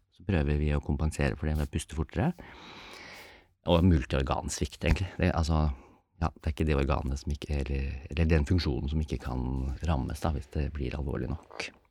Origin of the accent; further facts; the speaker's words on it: Norway; vi som er født og oppvokst i Norge